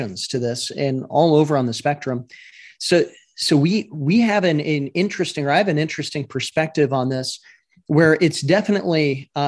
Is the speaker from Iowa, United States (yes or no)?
yes; Iowa, United States; I'm from Iowa